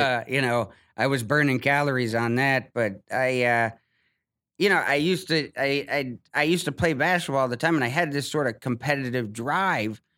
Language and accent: English; Ohio, United States; moved away as an adult; I'm from Ohio